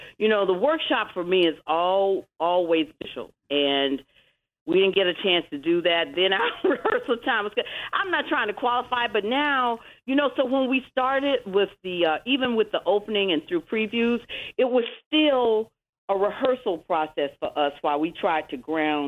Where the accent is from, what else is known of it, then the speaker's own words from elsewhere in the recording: Atlanta, Georgia, United States; born there; Atlanta, Georgia.